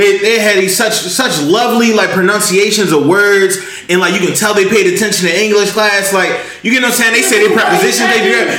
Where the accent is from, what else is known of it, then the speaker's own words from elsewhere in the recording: Baltimore, Maryland, United States; I grew up in Baltimore City